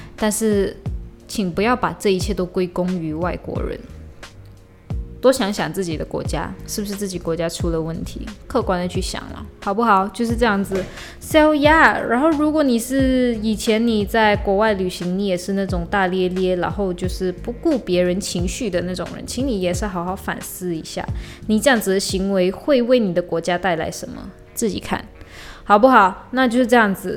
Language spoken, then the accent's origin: Chinese; Malaysia; 我回马来西亚不是我来马来西亚旅游，是我回马来西亚